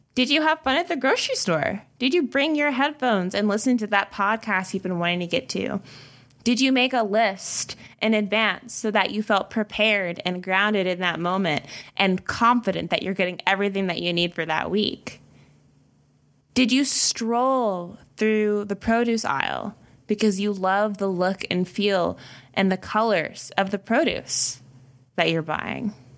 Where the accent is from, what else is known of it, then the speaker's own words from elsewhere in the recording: the South, United States; I'm from the South, so we speak to strangers here.